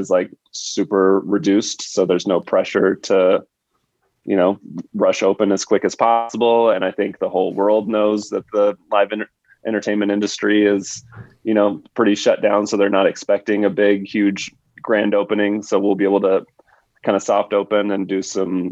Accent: Southern California, United States; also born or lived in Santa Ana / Catalina Island; I grew up in Southern California. I lived in Santa Ana, and then I moved over to Catalina Island when I was in fifth grade.

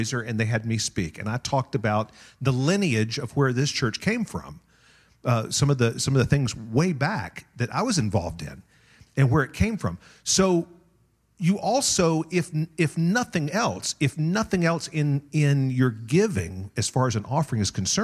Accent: Tulsa, Oklahoma, United States; now in Las Vegas, United States; I grew up on the Oral Roberts University campus

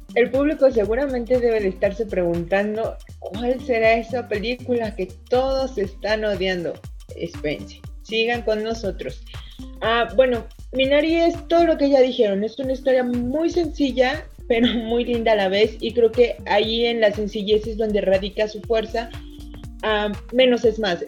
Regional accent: Mexico; nosotros como mexicanos

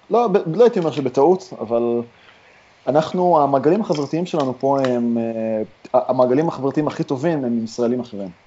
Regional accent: Ramat Gan, Tel Aviv District, Israel; now in San Francisco, United States; תשמע, אני מרמת גן, אבל אני מהחלק המגניב של רמת גן, זה קרוב לבורסה.

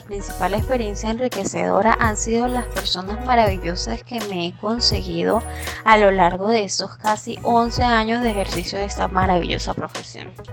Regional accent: Venezuela; also born or lived in Cúcuta, Colombia / San Cristóbal, Venezuela; soy venezolana

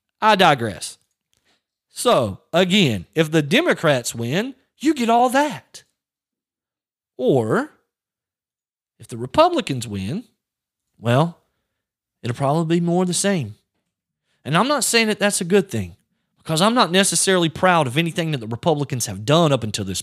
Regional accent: United States; As an American veteran, someone who fought for this country

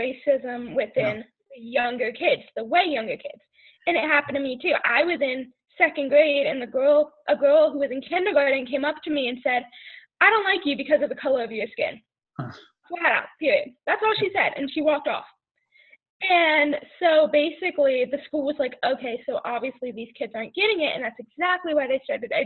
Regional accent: New Jersey, United States; moved away; I'm from New Jersey.

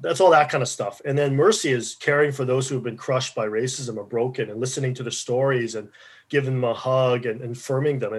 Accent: Regina, Saskatchewan, Canada; I grew up in Regina

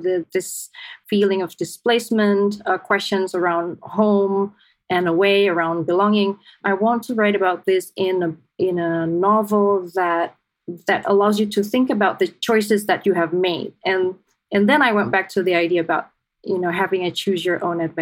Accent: Jakarta, Indonesia; moved away as an adult; also born or lived in Bandung, Indonesia / San Diego, United States; I was born in Indonesia, in Bandung, but I was there for maybe about a year when I was 1 year old. My parents moved to Jakarta. Our family lived in Jakarta, in central Jakarta.

